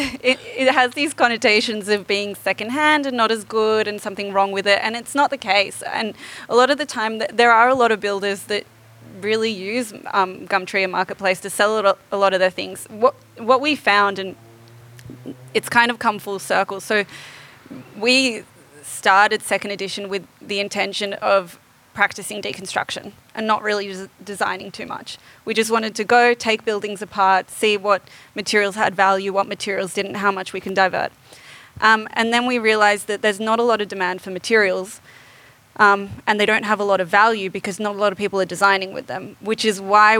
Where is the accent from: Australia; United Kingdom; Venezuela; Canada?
Australia; Sydney, New South Wales; I'm from Sydney